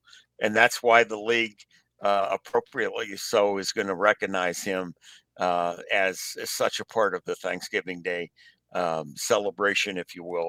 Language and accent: English; Pittsburgh, Pennsylvania, United States; growing up in Pennsylvania, growing up in Pittsburgh